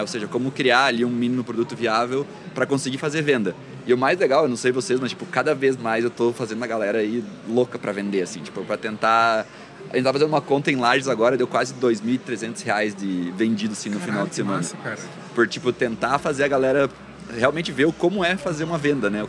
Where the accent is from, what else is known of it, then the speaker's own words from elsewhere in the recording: Santa Catarina, Brazil; also born or lived in Florianópolis / Balneário Camboriú; Hoje moro em Floripa, sou de Santa Catarina, mas já vivi aí em várias cidades do estado